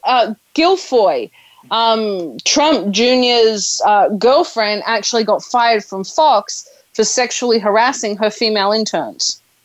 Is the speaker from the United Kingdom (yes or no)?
no; Australia; I am Australian. I'm Australian, which is part of the Commonwealth